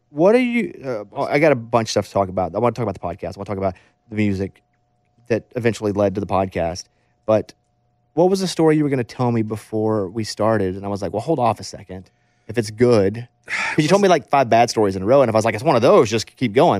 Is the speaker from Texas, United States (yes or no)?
no; Mountain Pine, Arkansas, United States; moved away; I grew up in Mountain Pine, Arkansas